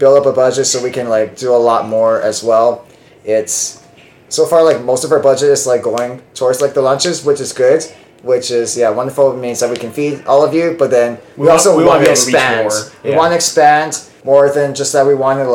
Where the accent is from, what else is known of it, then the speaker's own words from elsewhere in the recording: Hawaii, United States; now in Seattle, United States; I'm from Hawaii